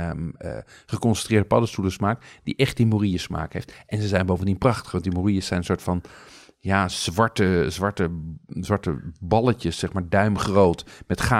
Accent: Amsterdam, North Holland, Netherlands; als Amsterdammer denk je eigenlijk dat, dat er buiten de ring niet zoveel gebeurt.

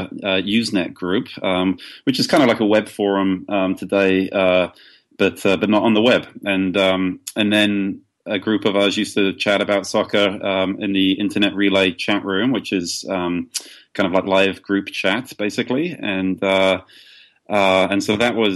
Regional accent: Brighton, South East England, United Kingdom; my hometown of Brighton, England

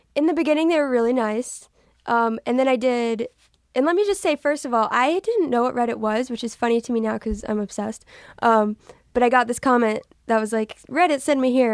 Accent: Texas, United States; I'm from Texas.

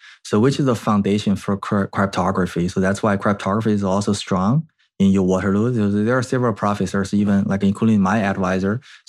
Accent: China; moved away as an adult; also born or lived in Canada; now in United States; I was like grew up in China and I did my school actually in Canada and then ended up in US.

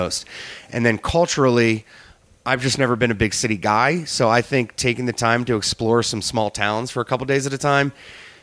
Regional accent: United States; moved away; I'm from the Chesapeake Bay

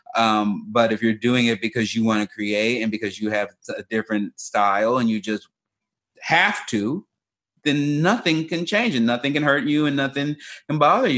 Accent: Chicago, Illinois, United States; moved away; also born or lived in Oregon; I grew up in South Side of Chicago and moved to Oregon

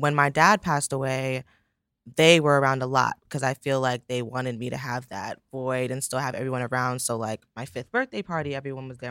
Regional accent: the Poconos, Pennsylvania, United States; also born or lived in Brooklyn, New York; I grew up in the Poconos, Pennsylvania, which surprises everyone. I was born, obviously, in Brooklyn.

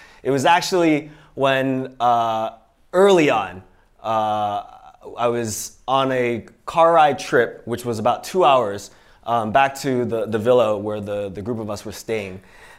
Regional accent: Pittsburgh, Pennsylvania, United States; also born or lived in Iowa City; So yeah, I was born in Iowa City. My parents were immigrants from Hong Kong, and so that's me and my sister. I was born there, but I actually grew up in Pittsburgh, Pennsylvania.

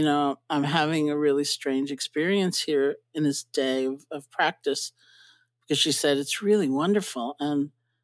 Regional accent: New York City, New York, United States; also born or lived in Buffalo / India; I grew up in New York City. I was born in the Bronx too. I grew up in Washington Heights

